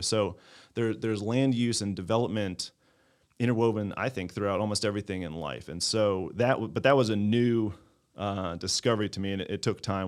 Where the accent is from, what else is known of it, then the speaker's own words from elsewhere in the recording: Baltimore County, Maryland, United States; now in Clayton, United States; I grew up in Baltimore County.